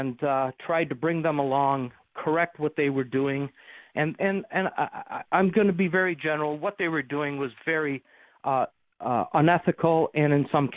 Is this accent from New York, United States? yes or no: yes; Amherst, New York, United States; moved away as an adult; also born or lived in Georgia / Iraq / Buffalo; now am back in my hometown of Amherst